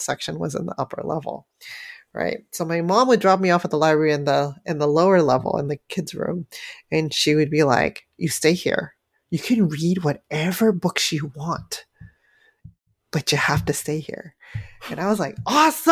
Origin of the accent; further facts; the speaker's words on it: San Francisco, California, United States; growing up in San Francisco, Chinatown, you know, when I was very, very young